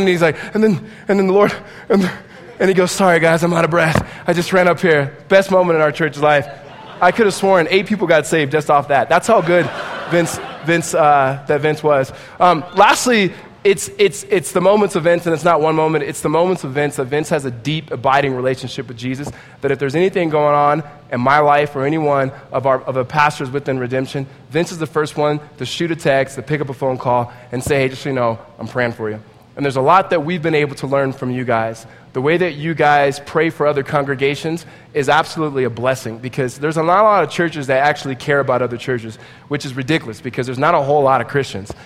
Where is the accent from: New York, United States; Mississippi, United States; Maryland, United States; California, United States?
California, United States; Southern; We are both from Southern California, grew up in around the same area